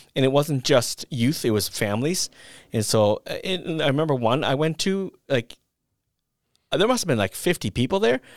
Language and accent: English; northern Minnesota, United States; in my hometown that I grew up in, in northern Minnesota